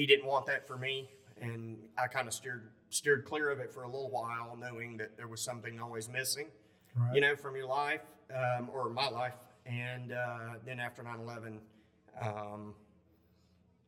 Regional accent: upstate South Carolina, United States; accent: southern; I grew up here in the upstate of South Carolina, as you can't tell from the southern accent.

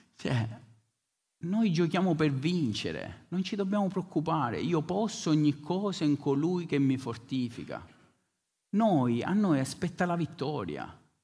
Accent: Bronte, Sicily, Italy; venivamo da Bronte, Bronte, il mio paese a Follonica

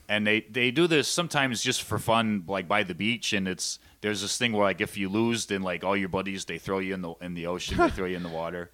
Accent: Shamokin, Pennsylvania, United States; moved away as an adult; now in China; in my hometown of Shemokin

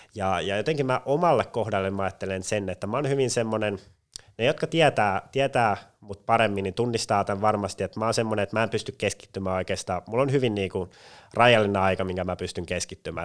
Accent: Pori, Satakunta, Finland; moved away as an adult; also born or lived in Turku / Jyväskylä; now in Espoo, Finland; Tavallaan Pori pysyy siinäkin hyvin vahvana läsnä, että en päässyt kotikaupunkiin pidemmälle

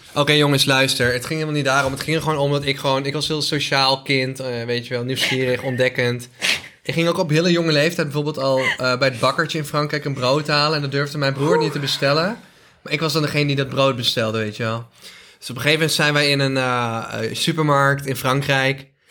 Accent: North Brabant, Netherlands; accent: Brabants

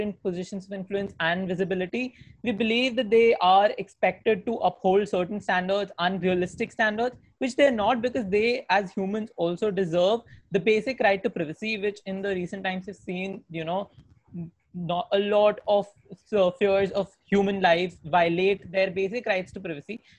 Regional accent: India

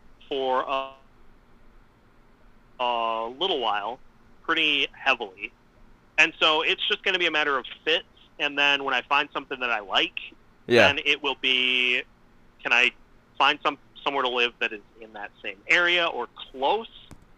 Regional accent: St. Cloud, Minnesota, United States; So originally I'm from St. Cloud.

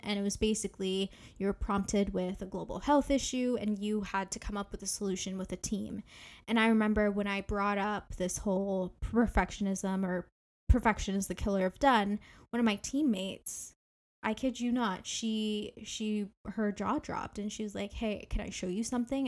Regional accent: Ontario, Canada; I am from Ontario, Canada

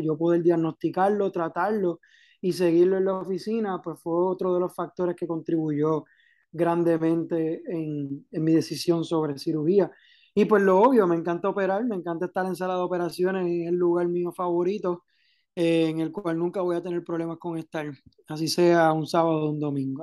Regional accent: Caguas, Puerto Rico; moved away as an adult; also born or lived in Santurce; now in Ponce, Puerto Rico; Pues yo originalmente soy de Cagua, Nací en Santurce, me crié en Caguas toda la vida

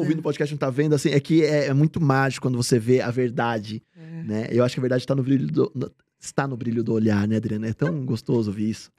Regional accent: Bragança Paulista, São Paulo, Brazil; Eu sou de Bragança, a quarta melhor festa ex do peão do estado

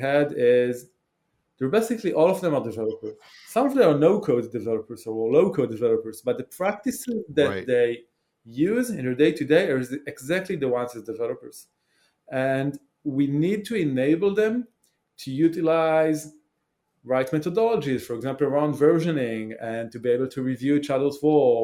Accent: Israel; English is a second language; So I grew up in Israel

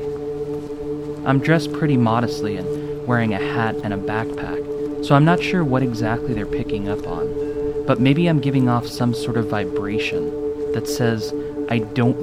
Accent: Orcutt, California, United States; also born or lived in Santa Maria, California; I grew up in Orchid, a small town

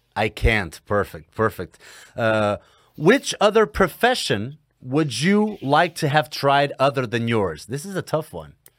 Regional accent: Portugal; I'm from Portugal

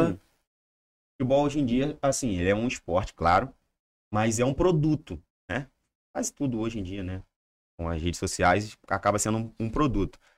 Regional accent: Rio de Janeiro, Brazil; Eu sou carioca, sou tricolor

